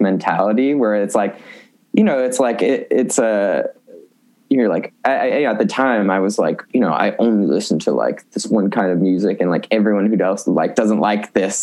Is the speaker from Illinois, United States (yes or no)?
yes; Buffalo Grove, Illinois, United States; I'm from Buffalo Grove